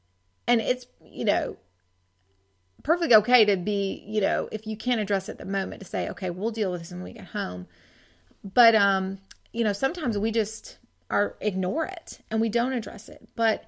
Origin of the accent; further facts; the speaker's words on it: Washington, United States; now in Georgia, United States; when I first got married and I moved from Washington to Georgia, that was really a source of, I didn't realize, a source of homesickness for me.